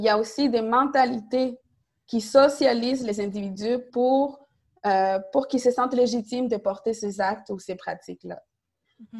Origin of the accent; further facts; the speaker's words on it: Montreal, Quebec, Canada; Côte-des-Neiges, c'est aussi mon quartier d'arrivée à Montréal. Donc, mes parents sont arrivés à Côte-des-Neiges. J'ai grandi euh, à Indigi, j'allais à l'école secondaire Saint-Luc